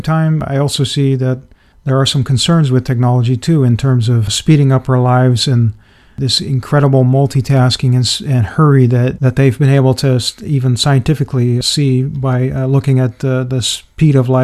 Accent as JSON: {"language": "English", "country": "Netherlands", "tie": "born or raised there", "said": "I grew up in the Netherlands as a very introverted and shy and retreated type of child"}